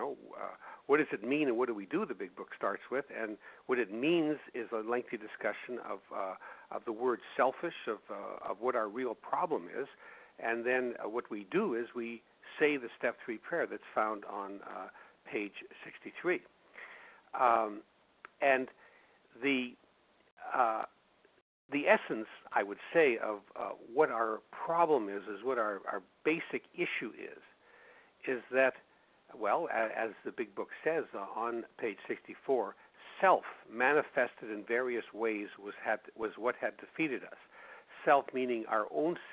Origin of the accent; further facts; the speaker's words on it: Winnipeg, Manitoba, Canada; my hometown of Winnipeg, Canada